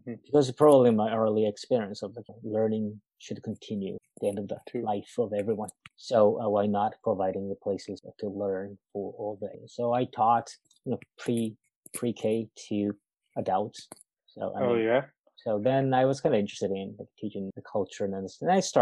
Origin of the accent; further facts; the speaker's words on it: Japan; English is a second language; moved away as an adult; also born or lived in United States; now in Burnaby, Canada; I was born and raised in Japan